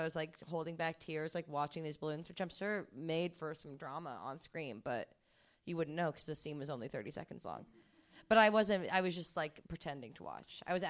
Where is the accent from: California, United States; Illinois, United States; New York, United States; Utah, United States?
New York, United States; I'm fucking New Yorker.